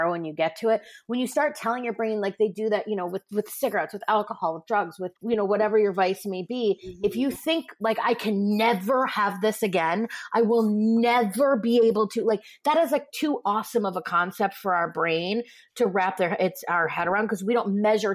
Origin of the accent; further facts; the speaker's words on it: Midwest, United States; I grew up in the Midwest